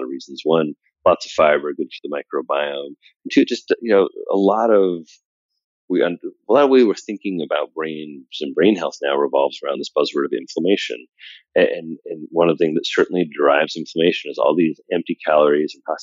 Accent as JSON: {"language": "English", "region": "Midwest", "country": "United States", "also_born_or_lived": "Indiana / New York City", "said": "I'm from the Midwest. I spent half of my time on a farm in Indiana and half of my time in New York City"}